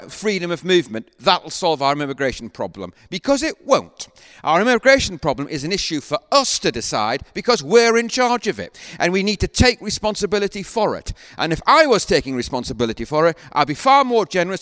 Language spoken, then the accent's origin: English; Northumberland, North East England, United Kingdom; I was born in Northumberland.